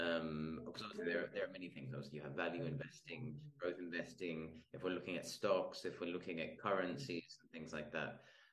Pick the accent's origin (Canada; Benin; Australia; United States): Australia; now in Spain; I'm Australian